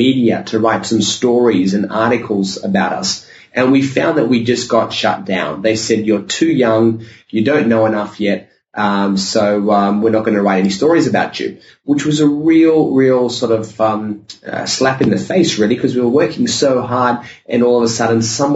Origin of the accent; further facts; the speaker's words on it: Sydney, New South Wales, Australia; I grew up in Sydney, Australia